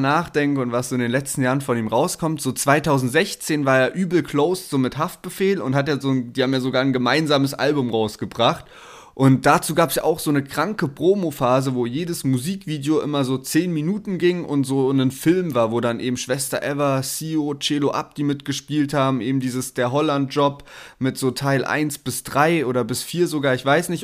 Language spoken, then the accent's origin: German; the South, Southern Germany, Germany; also born or lived in Berlin; bei uns im Süden